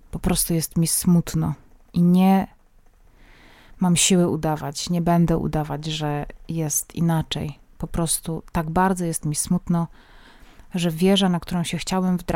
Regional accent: Silesian Voivodeship, Poland; Pochodzę ze Śląska, a w moim domu tradycyjne prezenty na święta przynosiło dzieciątko.

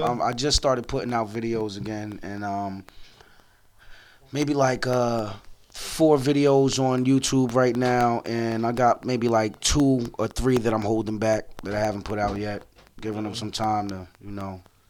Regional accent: New Jersey, United States; also born or lived in Charleston, South Carolina; I was born in Charleston, South Carolina, and I've been in Jersey since I was one.

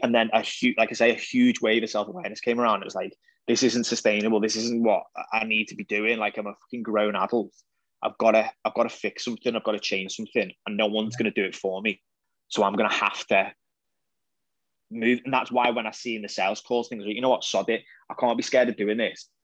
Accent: the Wirral, North West England, United Kingdom; I'm from the Wirral

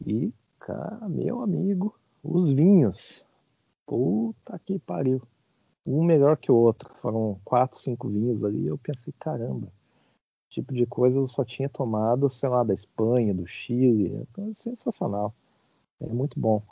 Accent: Brazil; moved away; sou brasileiro

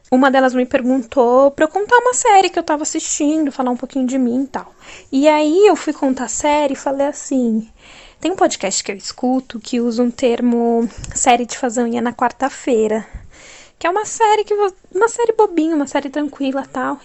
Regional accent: São Paulo, Brazil; sou de São Paulo

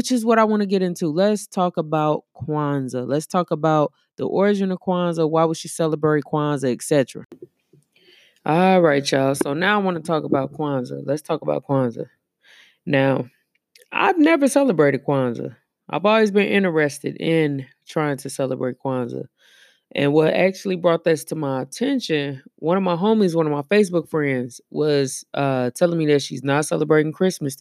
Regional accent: Missouri, United States; I'm from the Show Me State

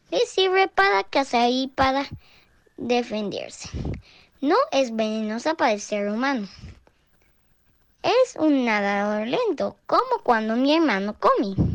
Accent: Guatemala; de Guatemala.

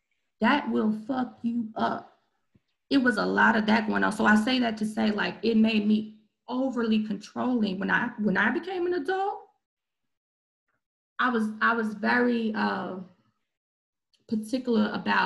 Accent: Long Beach, California, United States; also born or lived in Memphis / Benton Harbor; I grew up in Long Beach, California, where I'm from, Memphis, Tennessee, and Michigan, Benton Harbor, Michigan, right?

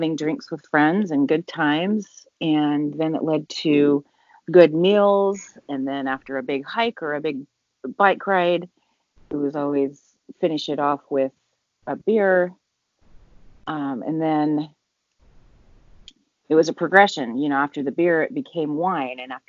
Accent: Salt Lake City, Utah, United States; now in California, United States; I'm originally from Salt Lake City, Utah, which you are there now. I now live in California

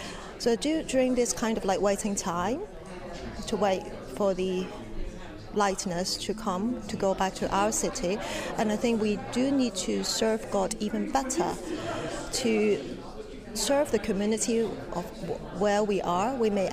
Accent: Hong Kong; moved away as an adult; now in England, United Kingdom; I'm a newcomer, relatively newcomer to England. I came from Hong Kong 1.5 years ago.

